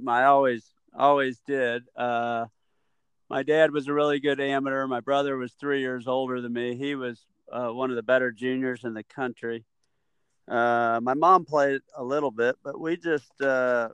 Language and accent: English; Illinois, United States; moved away as an adult; now in Texas, United States; I'm from Illinois